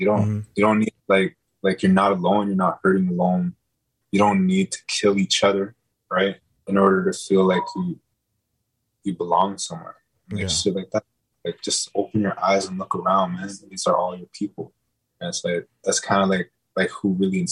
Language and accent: English; Fort Albany, Ontario, Canada; I'm from a reserve called Fort Albany, right? First Nation Reserve 67 from Canada. So I'm Cree